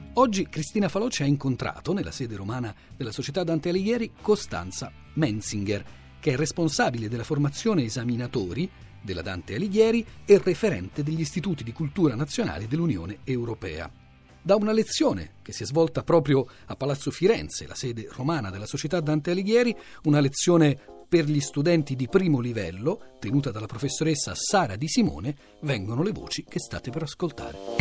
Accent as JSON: {"language": "Italian", "country": "DR Congo", "second_language": "Italian", "moved": "as an adult", "lives_now": "Italy", "said": "Mia famiglia è mia pa- nel mio paese, Repubblico Democratico del Congo"}